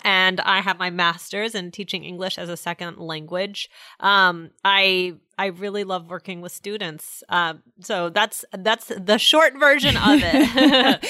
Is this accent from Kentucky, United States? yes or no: no; Washington, District of Columbia, United States; now in New York, United States; I am from the Washington, D C area originally. However, I, now I live in New York.